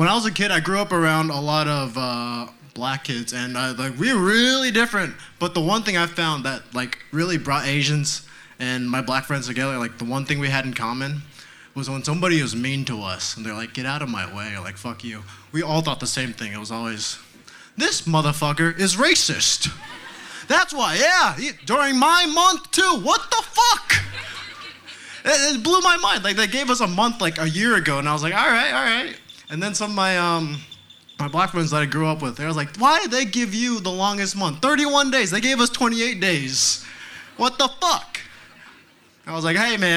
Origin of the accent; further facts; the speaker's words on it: Texas, United States; I grew up here in Texas